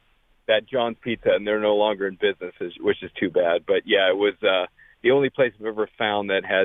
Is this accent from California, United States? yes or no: yes; California, United States; now in Vancouver, United States; growing up in California